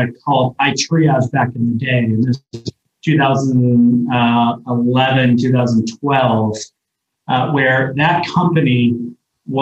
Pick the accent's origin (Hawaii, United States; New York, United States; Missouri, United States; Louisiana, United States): New York, United States; Ithaca/Binghamton area, upstate; moved away as an adult; now in Boulder, United States; I grew up in upstate New York, about an hour south of Syracuse, in the Ithaca, Binghamton area